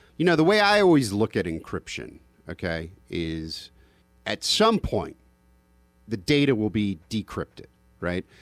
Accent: United States; just an American

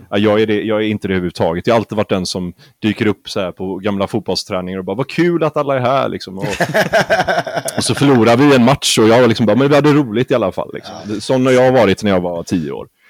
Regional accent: Gothenburg, Västra Götaland, Sweden; jag är göteborgare också

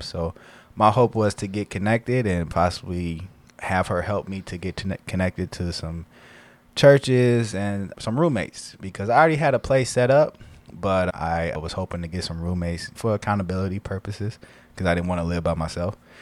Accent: Elkhart, Indiana, United States; moved away as an adult; now in Blue Island, United States; I'm originally from Elkhart, um, Indiana.

